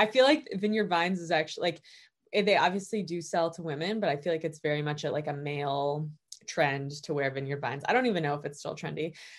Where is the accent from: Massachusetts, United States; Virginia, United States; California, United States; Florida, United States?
Massachusetts, United States; Brookline; moved away as an adult; also born or lived in New Haven; now in Los Angeles, United States; So I'm actually from the Boston area. I went to Brookline High School.